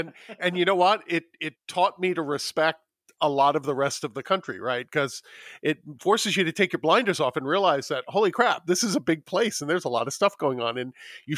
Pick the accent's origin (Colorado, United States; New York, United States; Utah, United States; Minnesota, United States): New York, United States; moved away as an adult; now in Los Angeles, United States; I have been a city boy my entire life. I grew up in New York. I moved to Los Angeles.